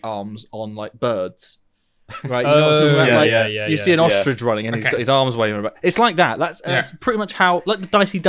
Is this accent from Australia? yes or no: no; Chelmsford, East of England, United Kingdom; moved away; So I'm from Chelmsford